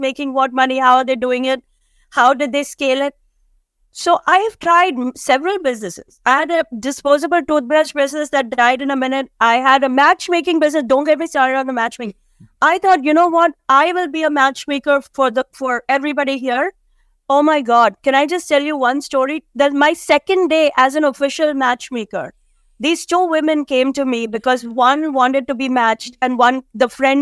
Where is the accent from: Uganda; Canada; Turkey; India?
India; now in United States; we come from India where everybody has kids